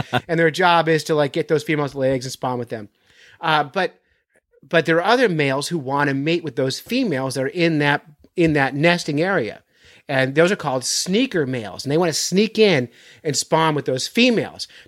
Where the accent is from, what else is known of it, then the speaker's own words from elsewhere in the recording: Florida, United States; Well, most I grew up